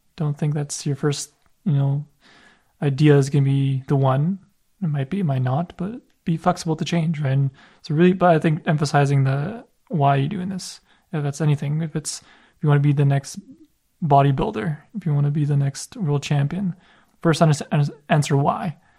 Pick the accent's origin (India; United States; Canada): Canada; a son of immigrant parents as well, and it's like, I had the identity crisis, like, am I Polish? Am I Canadian?